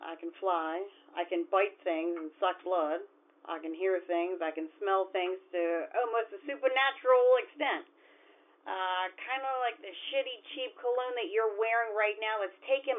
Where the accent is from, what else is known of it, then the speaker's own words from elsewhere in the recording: San Antonio, Texas, United States; I am from San Antonio, Texas, for the love of Pete.